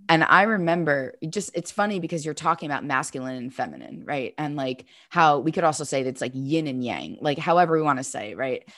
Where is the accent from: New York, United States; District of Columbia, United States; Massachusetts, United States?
New York, United States; moved away as an adult; now in Southern California, United States; I grew up in New York